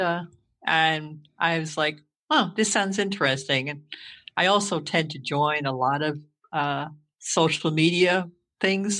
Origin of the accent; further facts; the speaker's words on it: New Jersey, United States; moved away as an adult; now in Indiana, United States; I was born and raised in New Jersey.